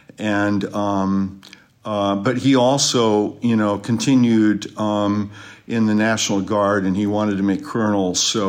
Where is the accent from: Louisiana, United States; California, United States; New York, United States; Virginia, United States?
California, United States; Sacramento; also born or lived in Fort Benning, Georgia / Michigan; I was born in Fort Benning, Georgia, when my dad was briefly down there, for Army Reserve training, and 4 years in Michigan, rest of my life in California. Just grew up in Sacramento.